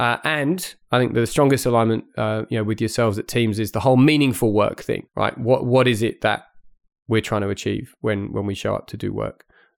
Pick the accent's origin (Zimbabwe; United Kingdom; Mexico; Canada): United Kingdom; accent: blended; moved away as an adult; So my accent's a little bit sort of blended because I grew up in the UK, but then I've had really most of my professional working life here.